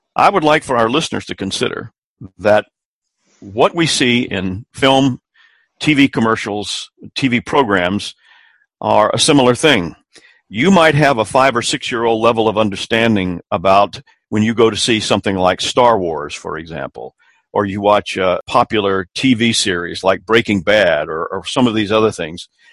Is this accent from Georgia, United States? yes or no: no; Columbia, South Carolina, United States; my hometown of Columbia, South Carolina